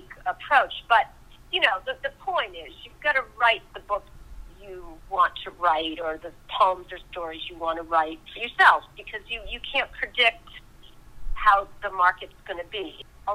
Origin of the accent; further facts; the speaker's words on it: Swampscott, Massachusetts, United States; moved away as an adult; now in Charleston, United States; North of Boston, a town called Swampscott, Mass